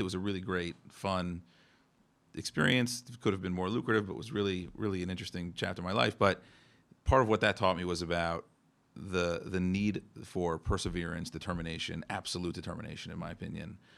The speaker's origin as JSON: {"language": "English", "region": "New Jersey", "country": "United States", "said": "I'm, I'm from New Jersey"}